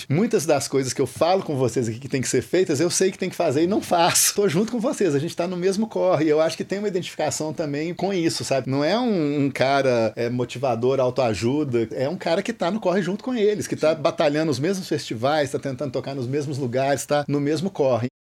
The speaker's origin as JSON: {"language": "Portuguese", "town": "Viçosa", "region": "Minas Gerais", "country": "Brazil", "said": "Que eu, eu sou de Viçosa. Uhum. E lá eu já tocava com as bandas lá"}